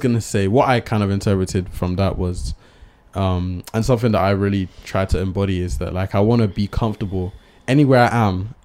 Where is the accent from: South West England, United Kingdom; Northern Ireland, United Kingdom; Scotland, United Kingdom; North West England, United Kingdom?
South West England, United Kingdom; Bristol; we're from Bristol